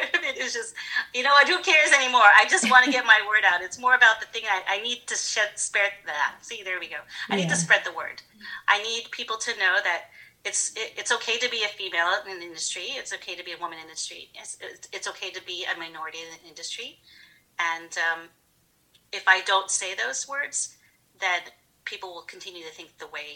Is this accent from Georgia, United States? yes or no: yes; Georgia, United States; growing up in Georgia in the 80s